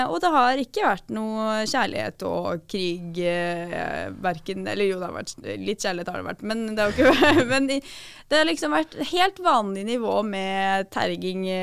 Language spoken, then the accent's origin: Norwegian; Drammen, Buskerud, Norway; Men jeg er fra Drammen, ja.